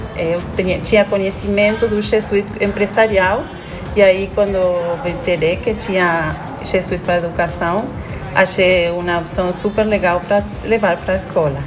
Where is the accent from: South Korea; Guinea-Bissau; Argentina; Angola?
Argentina; Portuguese is a second language; moved away as an adult; now in Garopaba, Brazil; sou argentina.